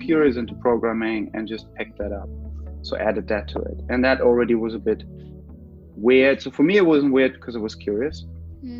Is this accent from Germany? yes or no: yes; Germany; moved away as an adult; also born or lived in London; I'm from Germany, so I moved to London to do an MA